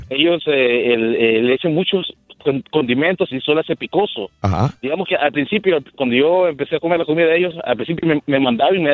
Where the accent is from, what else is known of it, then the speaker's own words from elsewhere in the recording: Nicaragua; Yo, soy nicaragüense, ¿ah? Sí. Y es, soy casado con una, una mujer de Pakistán.